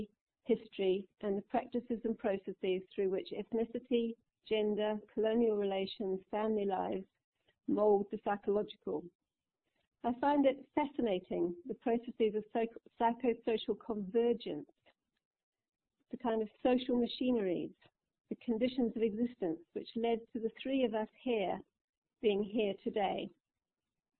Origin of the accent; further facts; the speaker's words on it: New Zealand; now in United Kingdom; I'm white, and to paraphrase Honey Baba, white New Zealanders are British, but not quite